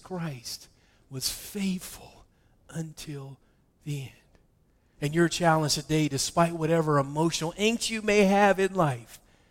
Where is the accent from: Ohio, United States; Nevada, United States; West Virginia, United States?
West Virginia, United States; I'm from West Virginia, so I didn't even pronounce that correctly